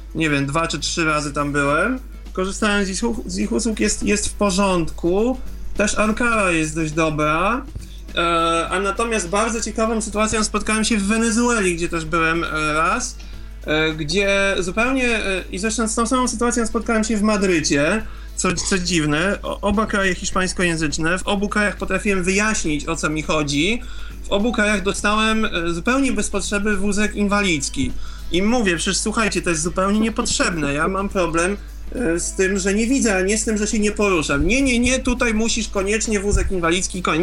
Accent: Poland; jestem z Polski

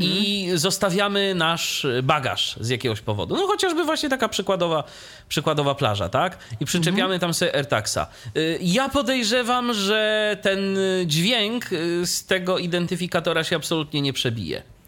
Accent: Iława, Warmian-Masurian Voivodeship, Poland; z mojego rodzinnego miasta, czyli z Iławy

